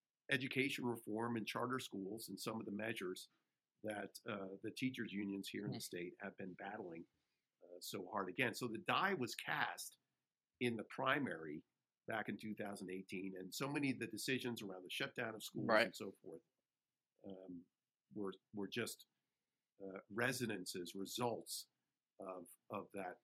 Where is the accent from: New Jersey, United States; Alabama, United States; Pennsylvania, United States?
New Jersey, United States; And I grew up in Jersey, so I'm pretty familiar with that race.